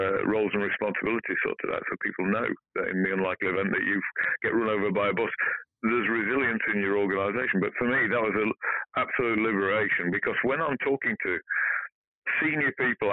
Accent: Barnsley, Yorkshire and the Humber, United Kingdom; I'm from Barnsley, Yorkshire

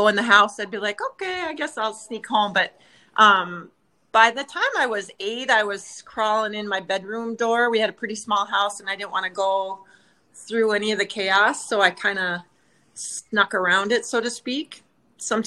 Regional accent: Minnesota, United States; Born and raised in Minnesota.

